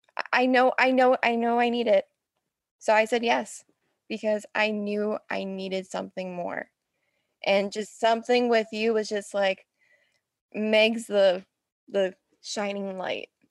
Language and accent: English; Ontario, Canada; I'm from Ontario, but my job was in British Columbia